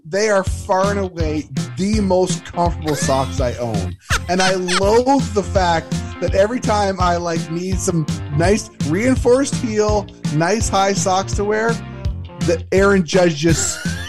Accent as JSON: {"language": "English", "country": "Canada", "said": "because we're from Canada."}